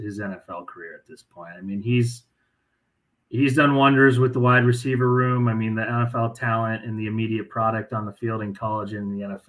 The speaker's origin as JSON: {"language": "English", "town": "Columbus", "region": "Ohio", "country": "United States", "tie": "born or raised there", "said": "I'm from the Ohio area, Columbus, born and raised"}